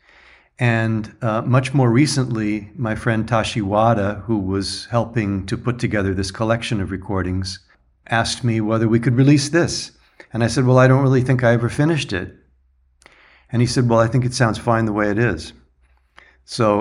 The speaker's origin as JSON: {"language": "English", "town": "Laguna Beach", "region": "California", "country": "United States", "tie": "born or raised there", "also_born_or_lived": "New York / Germany", "moved": "yes", "lives_now": "San Diego, United States", "said": "Laguna Beach is where I was born and grew up"}